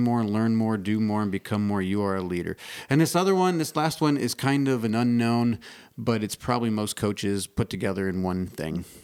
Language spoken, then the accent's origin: English; Indiana, United States; I grew up in Indiana